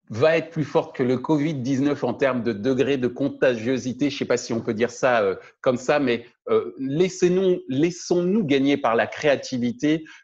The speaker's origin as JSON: {"language": "French", "region": "French Antilles", "country": "France", "said": "comme on dit chez nous aux Antilles"}